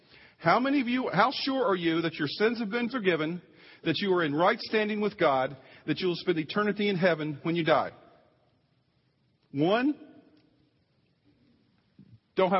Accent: East Coast, United States; moved away; I'm from the East Coast, too.

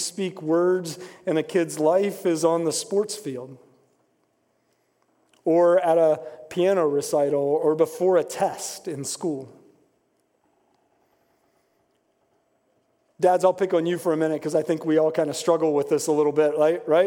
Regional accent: West Virginia, United States; moved away as an adult; also born or lived in Indiana; I grew up in West Virginia, and I had one commitment that I was not going to school in West Virginia.

